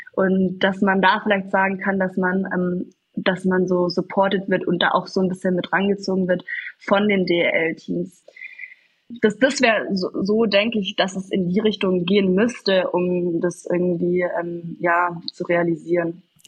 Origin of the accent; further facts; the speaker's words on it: Kaufbeuren, Bavaria, Germany; bin ich geboren in Kaufbeuren, in der Eishockey-Stadt schlechthin.